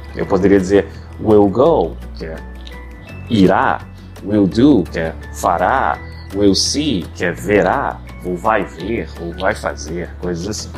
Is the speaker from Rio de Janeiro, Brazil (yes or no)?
yes; Rio de Janeiro, Brazil; aqui no Rio de Janeiro, minha cidade natal. Para quem não sabe, sou carioca, com muito orgulho